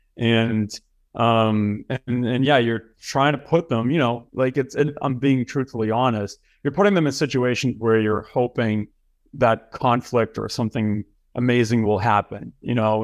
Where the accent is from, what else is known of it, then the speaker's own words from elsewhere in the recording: Boston, Massachusetts, United States; moved away as an adult; also born or lived in Los Angeles; I'm from Boston, Mass. I went to high school there. I went to college there